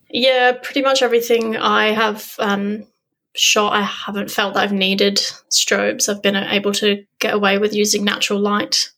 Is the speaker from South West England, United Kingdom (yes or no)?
yes; Weymouth, South West England, United Kingdom; moved away as an adult; now in Australia; I grew up in England on the south coast, little sleepy town called Weymouth